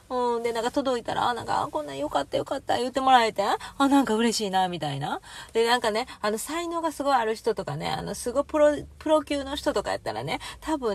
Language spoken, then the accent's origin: Japanese; Kansai, Japan; moved away